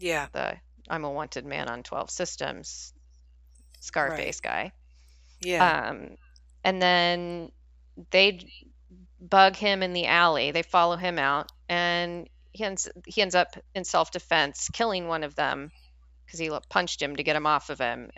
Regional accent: Scotland, United Kingdom; I'm snooty because I'm Scottish, so

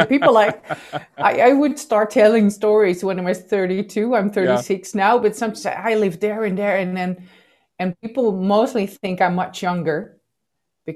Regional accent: Netherlands; I am born and raised in the Netherlands

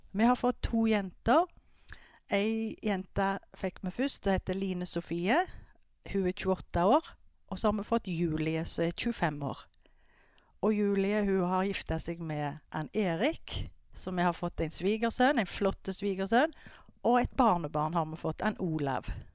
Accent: Skudeneshavn, Rogaland, Norway; jeg er oppvokst i Skudeneshavn

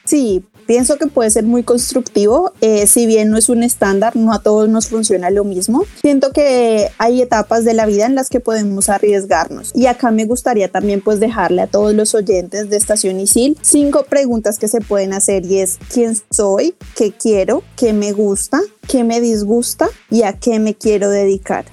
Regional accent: Colombia; moved away; yo soy colombiana, terminé mi carrera de psicología en Colombia

